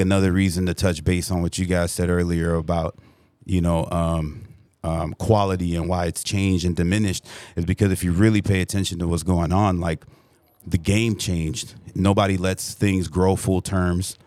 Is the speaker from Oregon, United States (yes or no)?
no; Burbank, California, United States; I'm from the Valley, eight one eight, Burbank, California